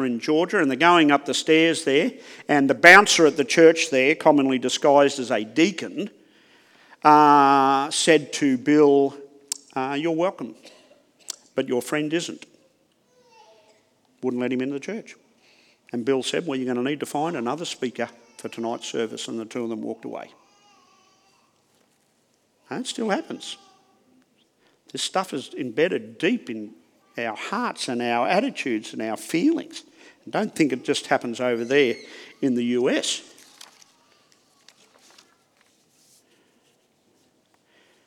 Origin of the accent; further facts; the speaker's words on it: Australia; accent: Aussie; I have a challenge just with my accent. The Aussie accent. The lazy English Aussie accent.